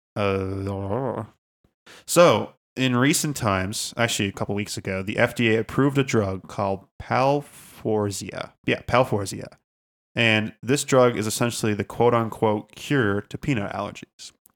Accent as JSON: {"language": "English", "country": "Canada", "said": "we're, we're Canadian"}